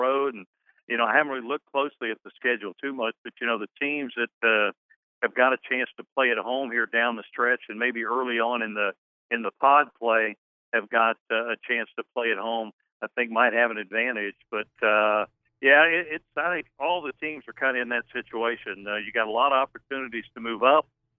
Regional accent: Ohio, United States; now in Hattiesburg, United States; I grew up in Ohio

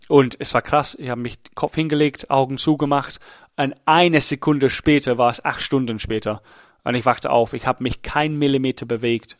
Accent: England, United Kingdom; German is a second language; now in Germany; Ich bin Engländer

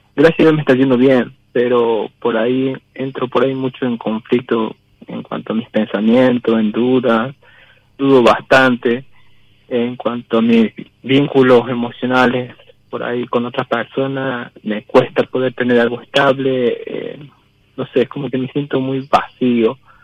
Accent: Jujuy, Argentina; moved away as an adult; now in Córdoba, Argentina; yo estoy de Jujuy, pero estoy actualmente residiendo en la provincia de Córdoba

